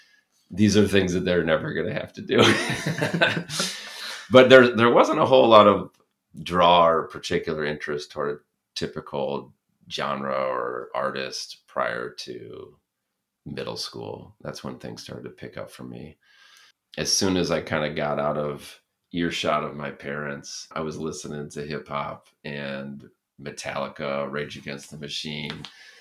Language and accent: English; Berrien Springs, Michigan, United States; growing up in Berrien Springs, it was like this rural place in a lot like a farm town, but with all of this diversity in it